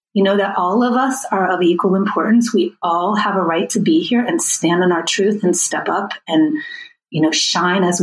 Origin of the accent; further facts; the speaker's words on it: United States; myself as an American white woman